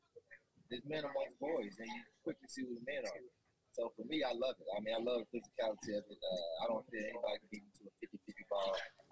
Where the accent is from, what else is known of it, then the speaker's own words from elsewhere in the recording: Alabama, United States; now in Fayetteville, United States; I'm from Alabama, but I'm Arkansan, so I haven't been back since. You know, I haven't left Fayetteville, Springdale area since.